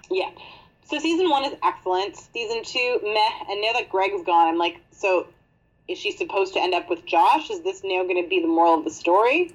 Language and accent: English; Canada; we're Canadian